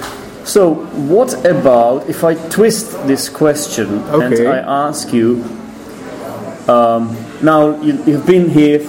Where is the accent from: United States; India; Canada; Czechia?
Czechia; first language Czech; English is a second language; I do, but Czech is my mother tongue.